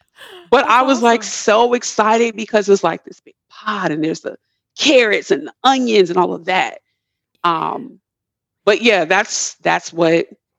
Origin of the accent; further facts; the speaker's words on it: Midwest, United States; moved away; I'm originally from the Midwest, meat and potato country